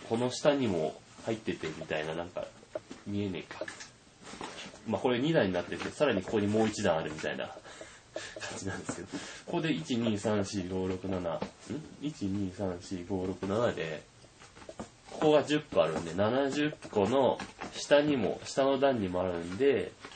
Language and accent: Japanese; the area hit by the March earthquake, Tohoku, Japan; あのまあ私も生まれはその辺なんで、大変思い出の深い地域でございます